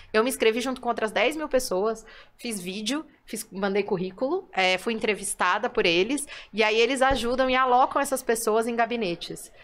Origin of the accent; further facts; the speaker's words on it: São Paulo, Brazil; eu sou de São Paulo